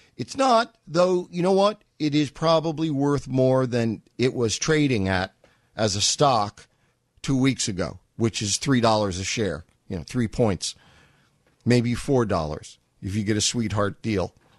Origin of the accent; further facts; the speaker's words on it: New York, United States; I grew up in New York